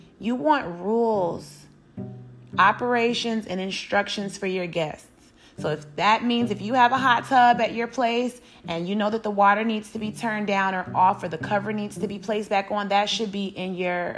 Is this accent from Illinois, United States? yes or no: yes; Chicago, Illinois, United States; Growing up in Chicago, Illinois